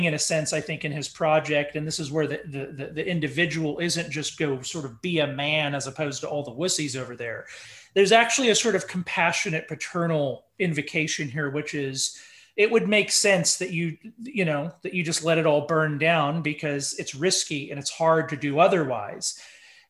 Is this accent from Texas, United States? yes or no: yes; Dallas, Texas, United States; I was raised in Dallas, Texas, in the 90s